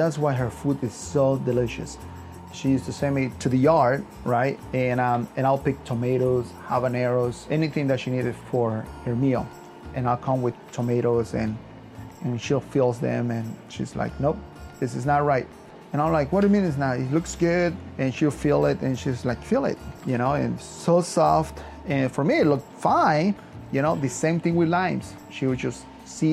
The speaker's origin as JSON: {"language": "English", "region": "Yucatán", "country": "Mexico", "tie": "born or raised there", "moved": "yes", "lives_now": "Arlington, United States"}